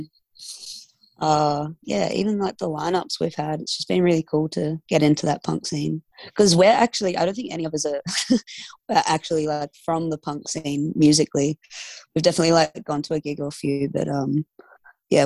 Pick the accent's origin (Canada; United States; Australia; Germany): Australia; Fremantle, Western Australia; We're from Fremantle